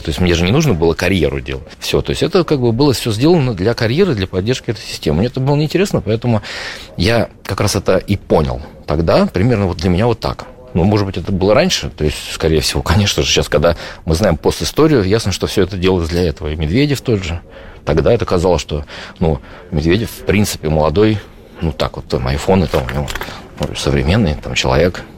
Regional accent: Saint Petersburg, Russia; moved away as an adult; мы просто из Питера

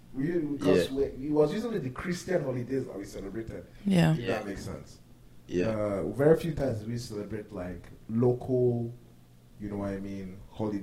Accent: Lagos, Nigeria; now in United States; I grew up in Lagos. I've always been a Lagos kid, 100%.

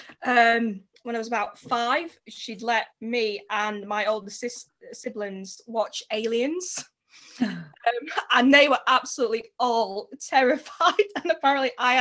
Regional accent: Derbyshire, East Midlands, United Kingdom; I'm from Derbyshire in England

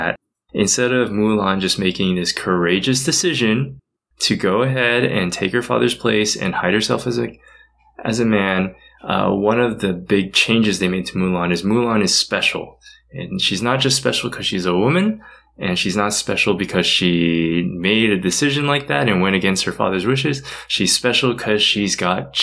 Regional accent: United States; I am Asian American, born and raised in the United States

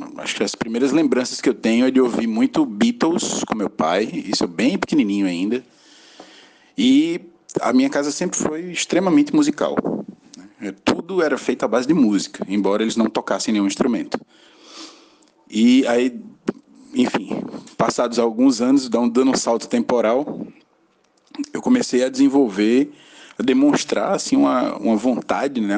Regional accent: Acari, Rio Grande do Norte, Brazil; also born or lived in João Pessoa; now in Natal, Brazil; sou natural de Acari, no interior do Rio Grande do Norte, uma cidade bem pequenininha.

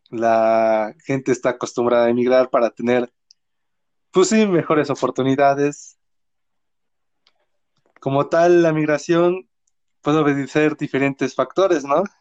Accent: Atoyatempan, Puebla, Mexico; me fui de vacaciones aquí a lo que fue mi pueblo, un pueblo muy bonito. Te lo recomiendo, es el pueblo de Atoyatempan.

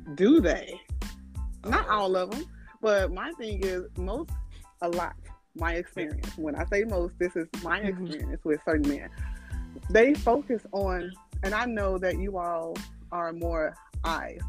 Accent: Chicago, Illinois, United States; now in Houston, United States; I am originally Chicago, all Chicago West Side

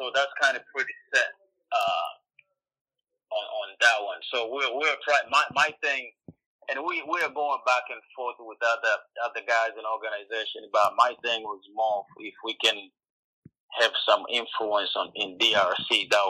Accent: Tanzania; also born or lived in Iowa; now in Cedar Rapids, United States; I live in Iowa, and I'm originally from Tanzania.

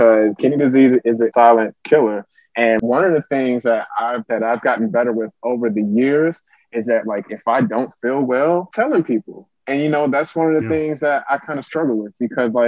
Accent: Clinton, Maryland, United States; also born or lived in Frankfurt, Germany; I grew up in Prince George's County, Clinton, Maryland

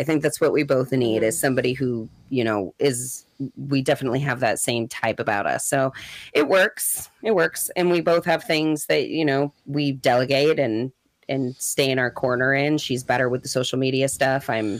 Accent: St. Louis, Missouri, United States; Mm-mm. I'm from St. Louis.

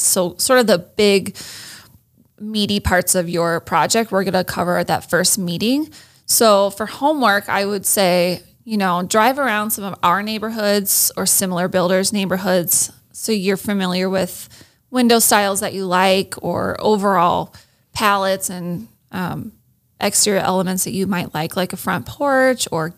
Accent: Iowa, United States; moved away as an adult; also born or lived in Minnesota; I grew up in Iowa for the most part

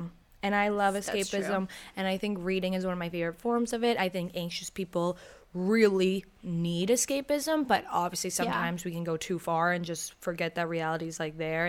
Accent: United Kingdom; I'm British

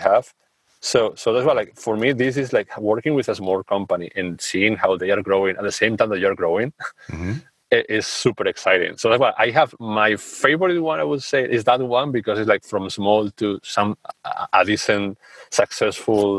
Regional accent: Spain; now in Amsterdam, Netherlands; I'm from Spain. We are a culture that is warm and all that. And I live in the Netherlands, in Amsterdam.

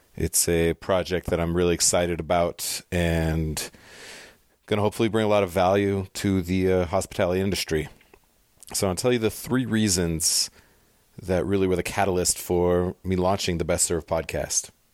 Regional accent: San Diego, California, United States; also born or lived in Pasadena, California / North Rhine-Westphalia, Germany; grew up into my elementary, middle school, high school years in Southern California in North County, San Diego.

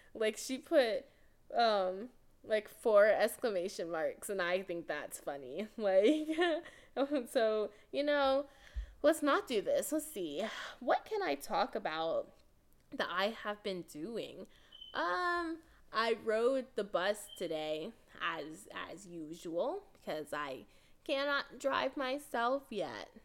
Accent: Texas, United States; I'm from Texas, so our state's in El Paso.

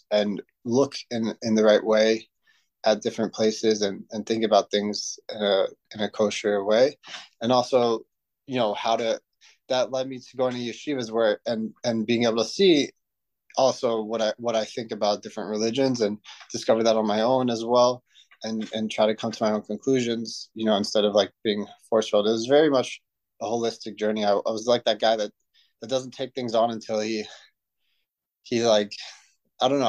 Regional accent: Cooper City, Florida, United States; I grew up in South Florida, Cooper City.

